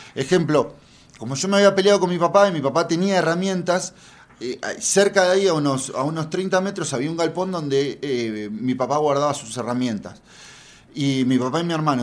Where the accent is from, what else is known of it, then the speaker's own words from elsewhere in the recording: Argentina; moved away as an adult; now in Mexico; soy argentina, lo pueden notar por mi tono